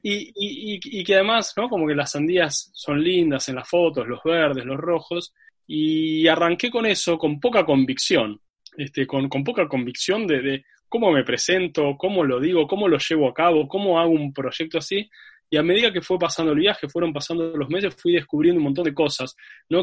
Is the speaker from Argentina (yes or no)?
yes; Buenos Aires, Argentina; yo soy de, Buenos Aires, Argentina, eh, y viví acá la mayor parte de, mi vida, en realidad toda mi vida